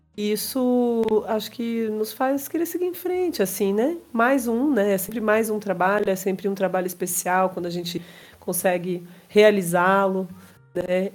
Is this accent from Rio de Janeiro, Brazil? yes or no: no; interior of São Paulo, Brazil; à minha terra, né, ao interior de São Paulo